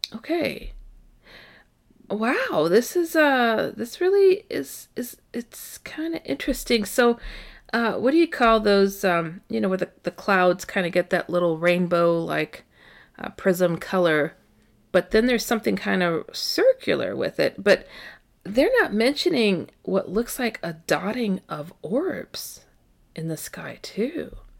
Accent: Midwest, United States; I was raised in the Midwest

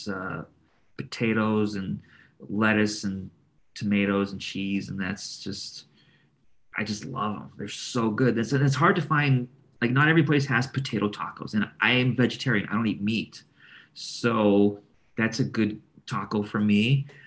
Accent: Los Angeles, California, United States; also born or lived in Burbank; I grew up in North Hollywood before moving to Burbank

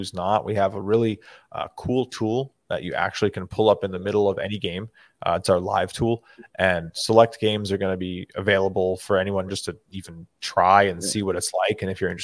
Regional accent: New York, United States; I'm a New Yorker.

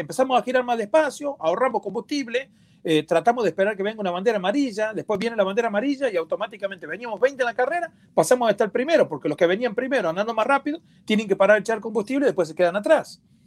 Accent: Argentina; como decimos en mi país, en Argentina

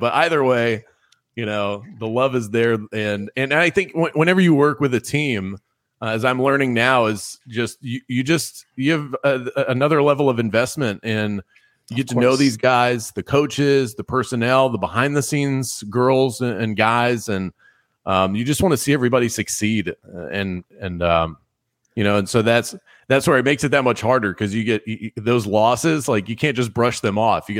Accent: Fort Lauderdale, Florida, United States; also born or lived in Baltimore; I was originally born in Baltimore, Maryland. My entire extended family still lives up there. My immediate family, we moved down to South Florida and the Fort Lauderdale area. That's where I spent the majority of my childhood, so like 7 to 17.

